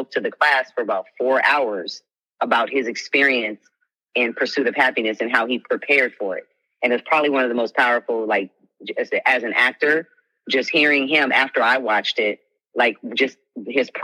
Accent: Los Angeles, California, United States; I'm from Los Angeles

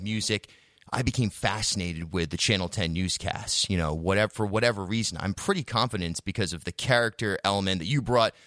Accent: Charlestown, Rhode Island, United States; I grew up in Charlestown, much more of an independent, progressive community

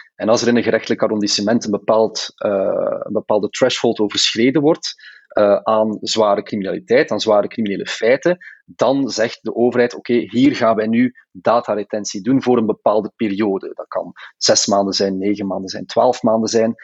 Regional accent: Belgium; als Belgen

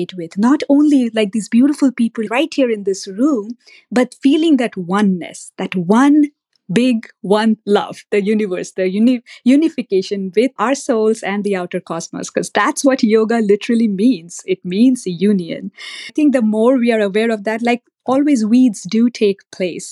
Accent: India; I grew up in India, and my dad is my guru

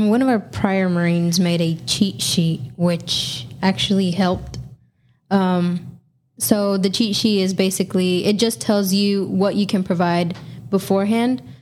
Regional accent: California, United States

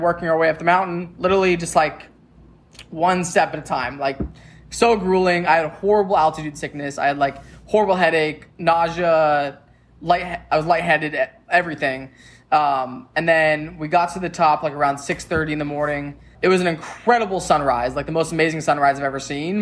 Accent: Tacoma, Washington, United States; I grew up in Tacoma my whole life

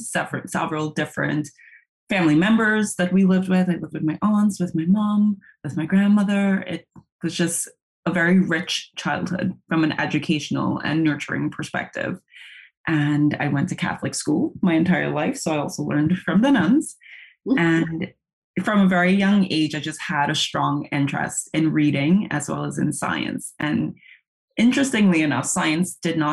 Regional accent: Port of Spain, Trinidad & Tobago; now in Nantucket, United States; I was raised in Port of Spain, Trinidad and Tobago, which is the southernmost Caribbean island.

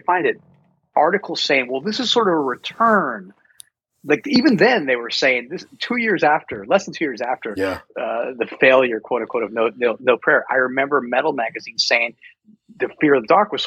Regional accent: Denver, Colorado, United States; Growing up in Denver, you go to Red Rocks all the time.

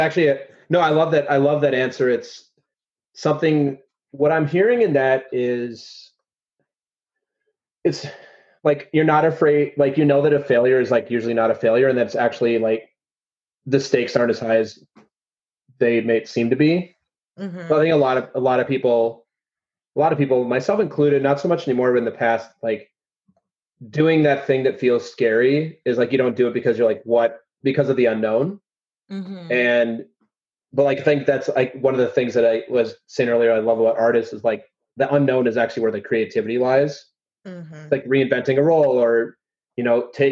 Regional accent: Midwest, United States; I grew up in the Midwest

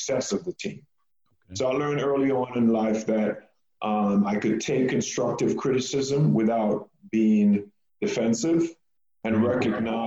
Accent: Jamaica; also born or lived in New York; now in Texas, United States; I was born in Jamaica

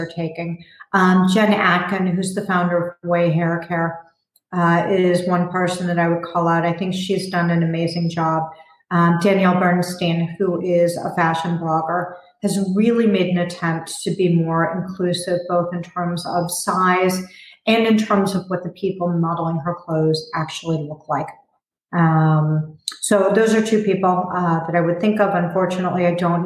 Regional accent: Chicago, Illinois, United States; I grew up in Chicago, and I went to a high school that was like a small university

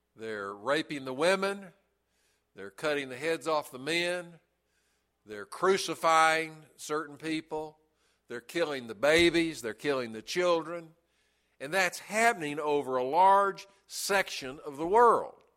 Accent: Chattanooga, Tennessee, United States; when I was a little kid, uh, growing up in Brainerd Baptist Church in Chattanooga

